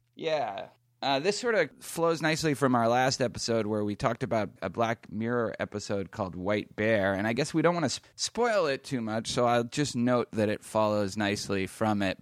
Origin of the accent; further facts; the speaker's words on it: Boston, Massachusetts, United States; I'm from Boston